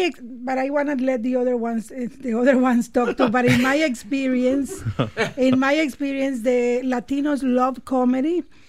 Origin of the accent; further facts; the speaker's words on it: Nicaragua; now in Canada; I mean, I was exposed to comedy there, but not to stand-up comedy. Until I came to Canada, I started watching and liking stand-up comedy.